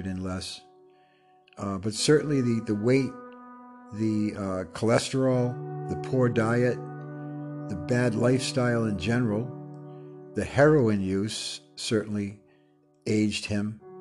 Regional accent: Rhode Island, United States; I'm from Rhode Island.

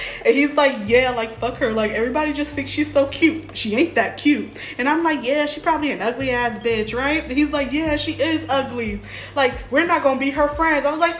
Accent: Inglewood, California, United States; moved away as an adult; now in Long Beach, United States; I'm 26. I'm from Inglewood, but I moved to Long Beach to live with her.

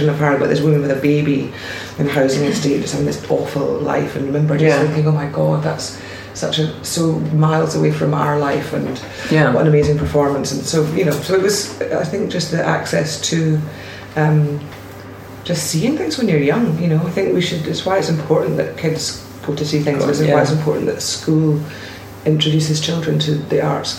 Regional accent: Orkney, Scotland, United Kingdom; I grew up in Orkney

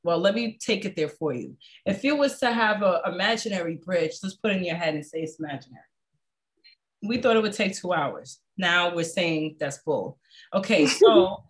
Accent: United States; me as an American

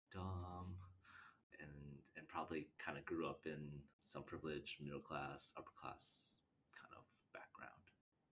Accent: Canada; accent: Canadian; moved away; also born or lived in Michigan, United States / Pennsylvania, United States / Boston, United States; I grew up in Canada, and when I moved to Michigan, people would comment how I had a Canadian accent

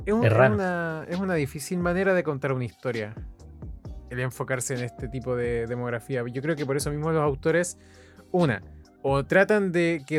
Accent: Valdivia, Los Ríos, Chile; No, eh, yo soy de Valdivia.

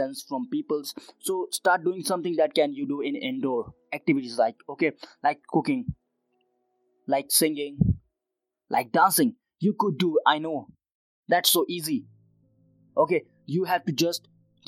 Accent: Uttarakhand, India; I am right now in Uttarakhand, my hometown

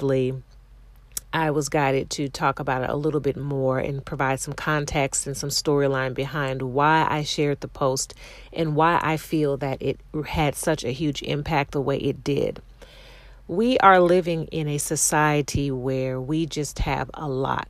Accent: Ohio, United States; I grew up in Ohio

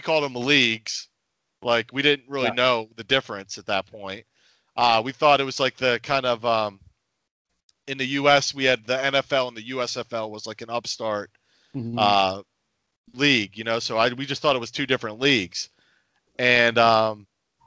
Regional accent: outside of Philadelphia, Pennsylvania, United States; I'm from the Northeast outside of Philadelphia.

